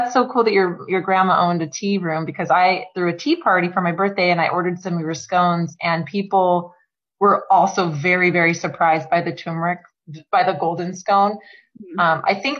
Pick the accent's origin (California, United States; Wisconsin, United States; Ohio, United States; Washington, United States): Washington, United States; Tacoma; now in Bellingham, United States; I grew up in Tacoma